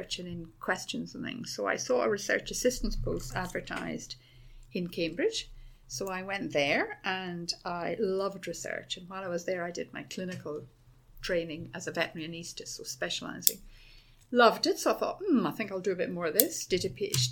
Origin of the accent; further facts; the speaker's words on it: Dublin, Leinster, Ireland; moved away as an adult; also born or lived in Oxfordshire, England; now in Edinburgh, United Kingdom; I was born and grew up in Dublin